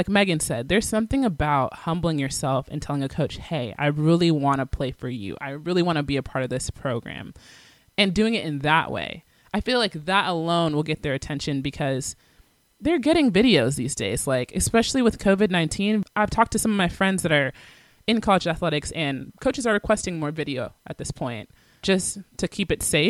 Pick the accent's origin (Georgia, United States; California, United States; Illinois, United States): Georgia, United States; Atlanta; I'm from Atlanta, Georgia, and this is the position I play.